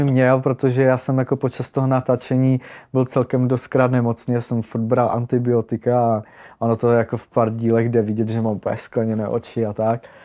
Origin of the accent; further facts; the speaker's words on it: Ostrava, Moravian-Silesian Region, Czechia; jsem z Ostravy